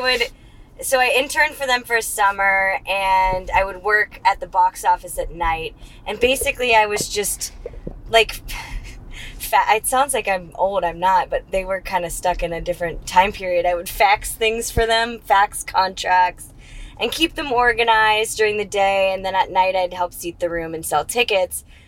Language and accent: English; Charlotte, North Carolina, United States; find the club in my hometown